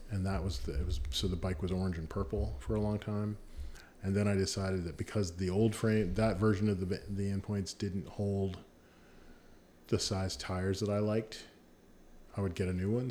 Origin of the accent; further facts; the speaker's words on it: Virginia Beach, Virginia, United States; I grew up in Virginia Beach